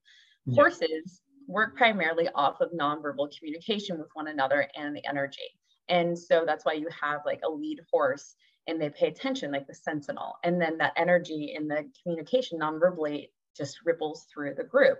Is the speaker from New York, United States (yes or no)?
no; Washington, United States; moved away as an adult; now in Charlottesville, United States; I'm originally from Washington State